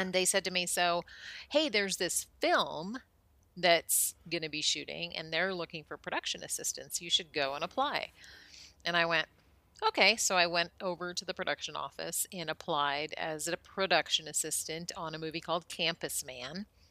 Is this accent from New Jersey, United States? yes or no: no; Colorado, United States; moved away as an adult; also born or lived in Minnesota / Arizona / Hollywood; moved to Colorado when I was almost eight, and was there until I graduated high school